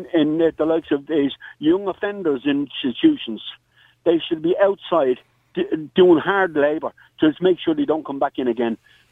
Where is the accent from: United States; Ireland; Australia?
Ireland; Dublin, Leinster; The street where I was born and reared in the Liberties, just not too far from James Street there